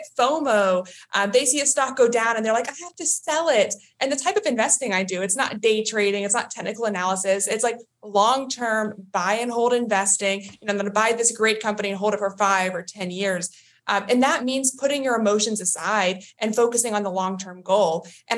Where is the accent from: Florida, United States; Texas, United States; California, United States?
Texas, United States; now in Maryland, United States; Yeah, I'm from Maryland. I originally from Texas, but I live in Maryland now, and I'm an investment analyst.